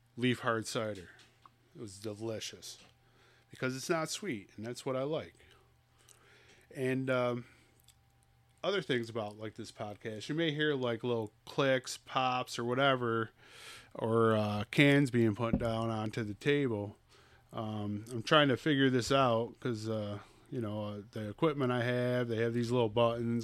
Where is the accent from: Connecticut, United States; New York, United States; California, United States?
New York, United States; Troy; I'm from Skunk City